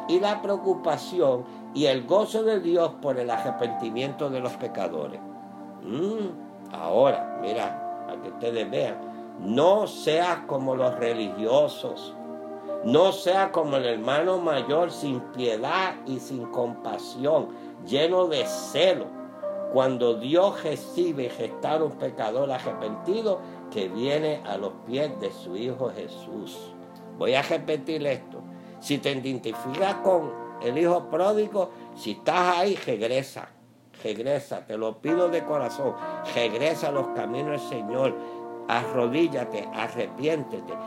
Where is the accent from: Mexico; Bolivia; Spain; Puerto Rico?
Puerto Rico; como decimos en mi país, en Puerto Rico